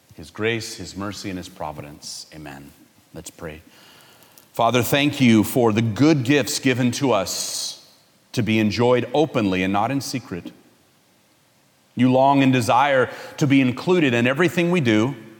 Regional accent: California, United States; I'm from California

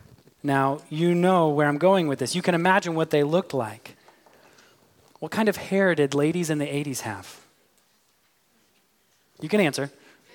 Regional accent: Midwest, United States; But because part of my identity is that I'm an American, I like my football with touchdowns and tackles. If I were an Englishman, I'd also probably have an accent. But I'm from the Midwest, where we are known for having the most neutral accent.

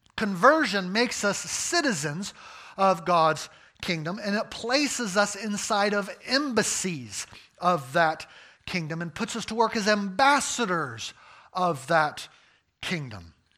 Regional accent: United States; I'm an American

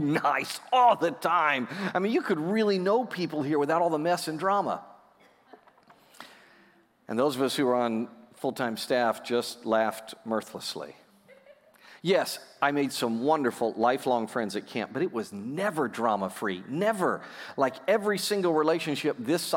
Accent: United States; I'm an American kid

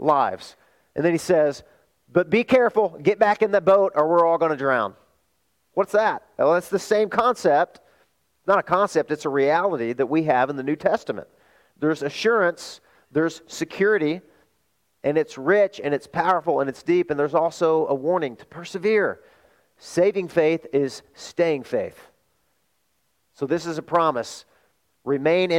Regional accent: Arkansas, United States; moved away; also born or lived in California; my hometown in Arkansas

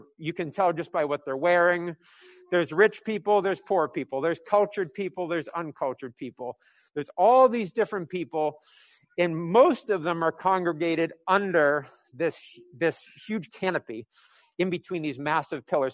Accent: New England, United States; I'm from New England

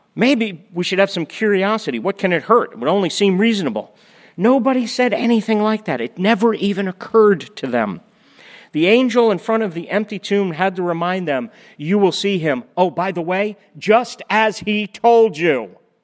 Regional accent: Florida, United States; We're all from Florida

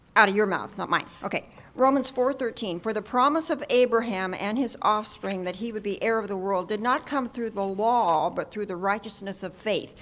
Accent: Indio, California, United States; I come from Indio

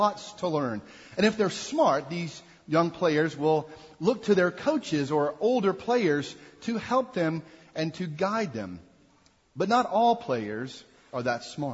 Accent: Jackson, Mississippi, United States; now in Lynchburg, United States; growing up in Jackson, Mississippi, we enjoyed summers going to Smithville Stadium

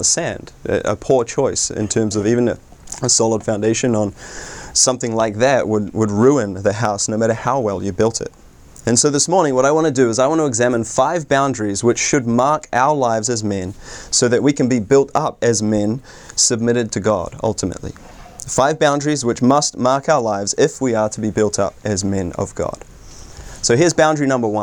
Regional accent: New Zealand; moved away as an adult; now in United States; I hail all the way from New Zealand, although to be fair, I've been in the States for coming up 7 years

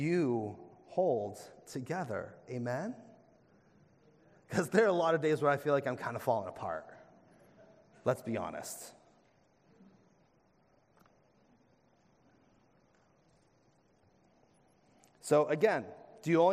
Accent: New England, United States; as fellow New Englanders

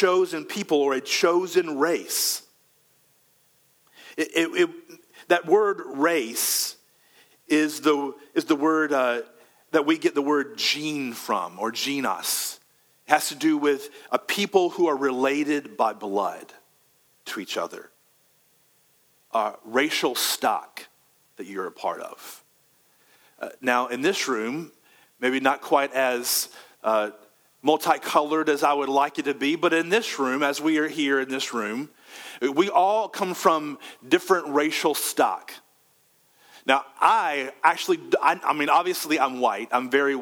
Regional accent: Conway, South Carolina, United States; I'm from Conway, which is a little bit west from here.

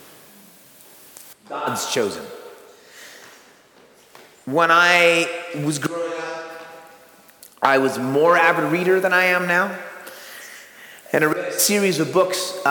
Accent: United States; I say this as an American

